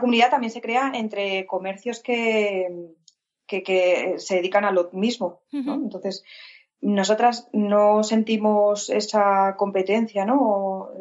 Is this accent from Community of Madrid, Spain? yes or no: yes; Alcalá de Henares, Community of Madrid, Spain; de Alcalá, que es de donde somos nosotras, de Alcalá de Henares